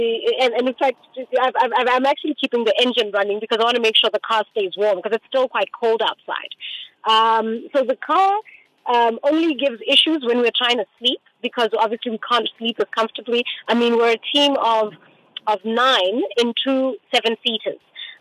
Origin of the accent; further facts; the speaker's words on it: Botswana; I'm from Botswana.